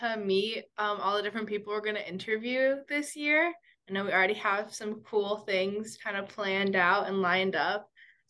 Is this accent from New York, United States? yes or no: no; Indiana, United States; moved away as an adult; I'm a second year civil engineering major with a Spanish minor. I'm originally from Indiana